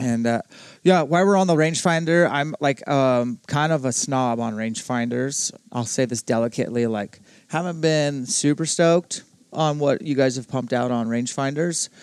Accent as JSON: {"language": "English", "town": "Spokane", "region": "Washington", "country": "United States", "tie": "born or raised there", "said": "my hometown of Spokane"}